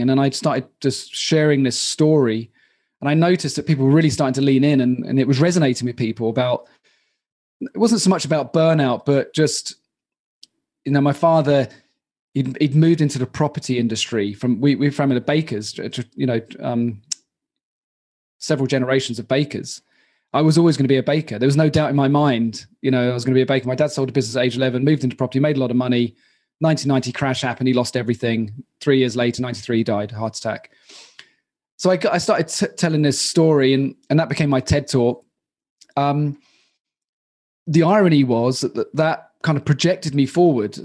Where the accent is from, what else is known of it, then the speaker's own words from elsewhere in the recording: Royal Tunbridge Wells, South East England, United Kingdom; moved away as an adult; also born or lived in London; now in Prague, Czech Republic; I'm from Royal Tunbridge Wells